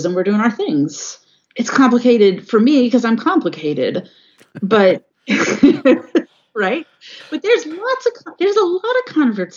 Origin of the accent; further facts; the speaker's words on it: California, United States; now in Washington State, United States; I grew up in California. Not very far from where the Oakland Temple is